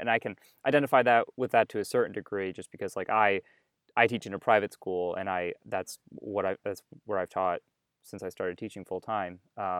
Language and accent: English; New Hampshire, United States; I mean, I'm white and I grew up in New Hampshire, and there's a certain amount of privilege that comes with that.